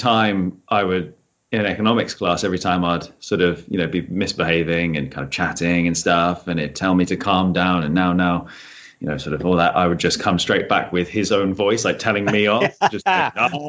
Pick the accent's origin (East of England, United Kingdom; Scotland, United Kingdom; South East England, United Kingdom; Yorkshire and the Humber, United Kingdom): South East England, United Kingdom; Chichester; So I grew up in Chichester.